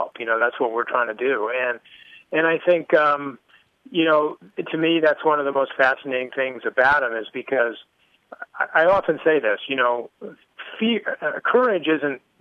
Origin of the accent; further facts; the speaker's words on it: Connecticut, United States; I grew up in Connecticut.